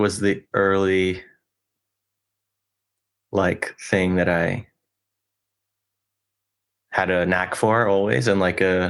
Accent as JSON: {"language": "English", "area": "Westchester", "region": "New York", "country": "United States", "tie": "born or raised there", "moved": "as an adult", "lives_now": "Brooklyn, United States", "said": "Just from Westchester. So like 40 minutes north from Grand Central."}